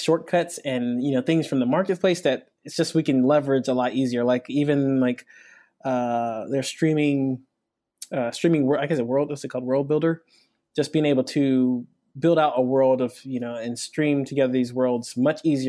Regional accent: Nigeria; moved away; I'm actually from Nigeria. I'm not from America

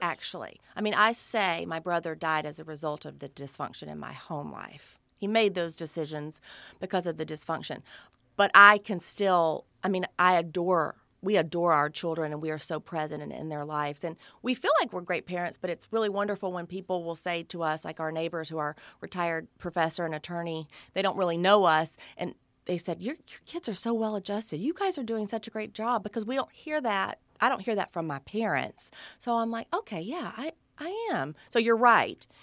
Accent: Alabama, United States; growing up in the South in Alabama

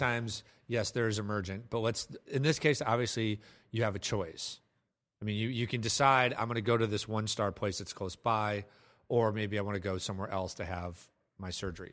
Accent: Ames, Iowa, United States; also born or lived in Des Moines, Iowa; I lived in Des Moines. I grew up in Ames, Iowa. Lived in Des Moines for a couple years

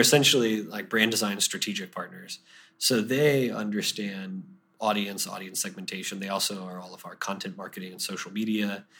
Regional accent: Deltona, Florida, United States; I grew up in a suburb of Orlando called Deltona

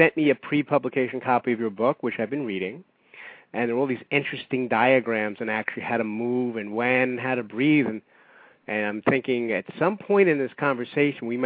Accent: New York, United States; I am a New Yorker, born and bred and buttered

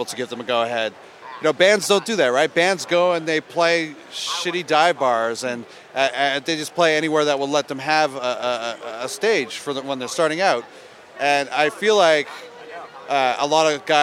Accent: Ontario, Canada; where I grew up in Ontario, it was not cool to listen to rap

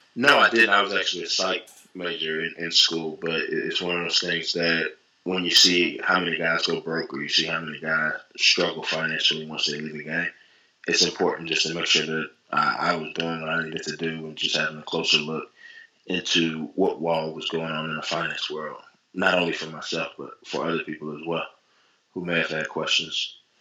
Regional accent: North Carolina, United States; I'm from North Carolina

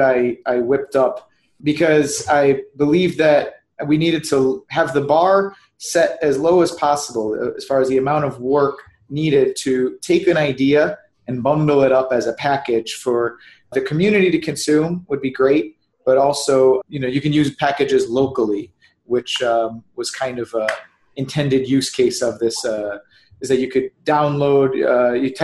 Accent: Chicago, Illinois, United States; I'm from Chicago

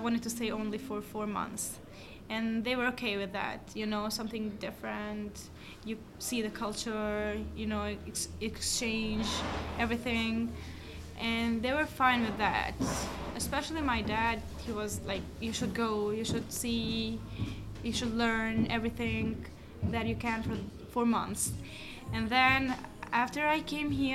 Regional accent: Peja, Kosovo; English is a second language; moved away as an adult; also born or lived in Pristina, Kosovo; now in New York, United States; I'm from the Opeia. It's a city in Kosovo.

